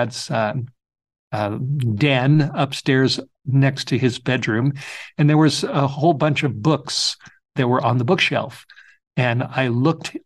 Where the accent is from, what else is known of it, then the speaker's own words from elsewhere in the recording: Los Angeles, California, United States; I grew up in the Hollywood Hills of Southern California, right over the hill from the famous Hollywood sign